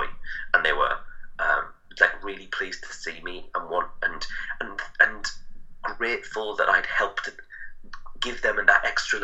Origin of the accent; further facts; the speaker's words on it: Middlesbrough, North East England, United Kingdom; it's my hometown